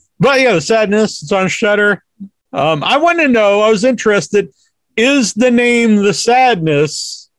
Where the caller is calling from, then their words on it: Sandwich, Massachusetts, United States; I'm in Massachusetts.